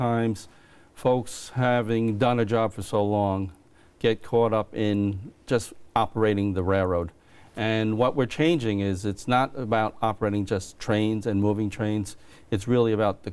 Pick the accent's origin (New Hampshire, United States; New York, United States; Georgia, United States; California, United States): New York, United States; Williston Park; I grew up in Williston Park in Nassau County, Long Island